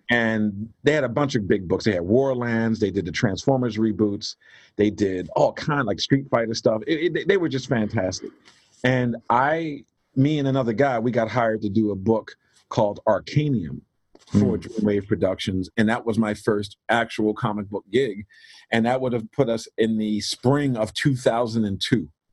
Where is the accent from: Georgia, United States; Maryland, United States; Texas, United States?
Maryland, United States; Baltimore; I'm from Baltimore, Maryland, originally born and raised there.